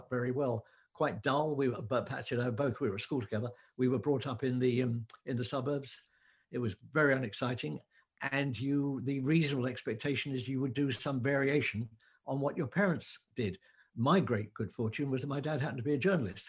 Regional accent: London, United Kingdom; moved away as an adult; now in West Cork, Ireland; I'm a Londoner, I spent my entire life in cities

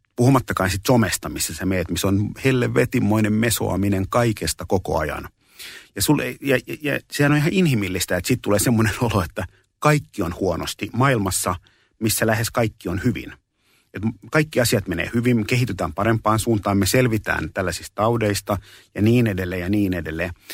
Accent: Espoo, Uusimaa, Finland; also born or lived in Kallio, Helsinki; Mä oon syntynyt 67, vuonna 67 Kalliossa ja mä oon asunut kuusivuotiaaksi asti Kalliossa. Ja sen jälkeen mä oon, mulla oli sen kymmenen vuoden syrjähyppy Espooseen

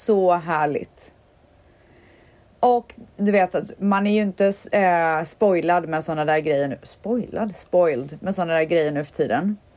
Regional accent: Stockholm, Stockholm County, Sweden; born there; I Stockholm är jag född där har jag min

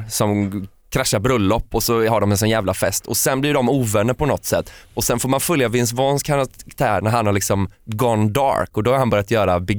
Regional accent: Gothenburg, Västra Götaland, Sweden; eftersom jag är från Göteborg frågar ju folk ofta om jag är släkt med

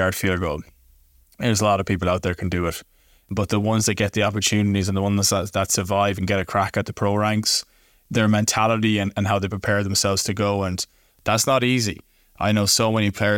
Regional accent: Galway, Connacht, Ireland; moved away as an adult; also born or lived in Poland; I'm from Galway City in the west of Ireland

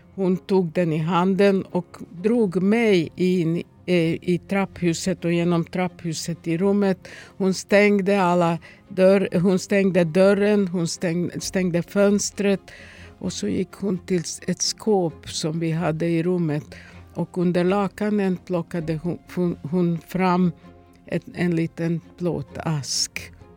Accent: Ruma, Vojvodina, Serbia; Swedish is a second language; also born or lived in Novi Sad; now in Sweden; min hemstad Roma

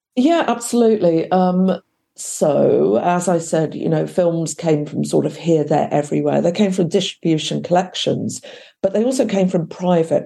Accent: West Sussex, South East England, United Kingdom; I was up from my hometown in West Sussex

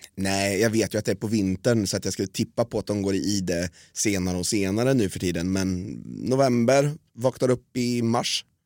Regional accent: Norrköping, Östergötland, Sweden; jag satt hemma i Norrköping

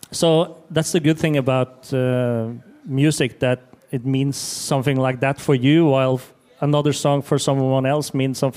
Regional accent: Ukraine; English is a second language; I'm from Ukraine

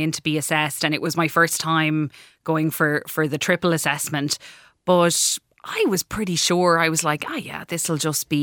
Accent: Clarecastle, County Clare, Ireland; I'm from Clarecastle in County Clare originally.

